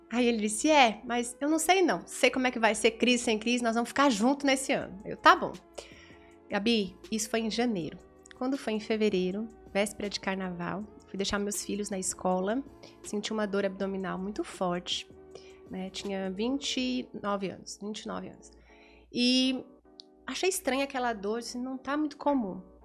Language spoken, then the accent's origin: Portuguese; São Paulo, Brazil; moved away as an adult; now in Teresina, Brazil; ali em São Paulo, sou paulista, casei com um piauiense, moro em Teresina há 16 anos